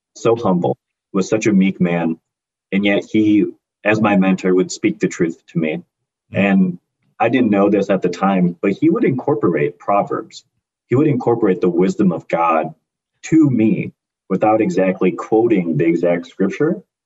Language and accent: English; Hoffman Estates, Illinois, United States; I grew up in the United States, in Hoffman Estates specifically, a little suburb of Illinois